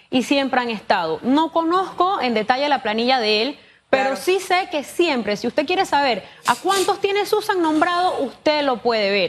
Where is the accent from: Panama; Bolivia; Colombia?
Panama; como ciudadana, como panameña, hay temas que a mí me siguen haciendo ruido.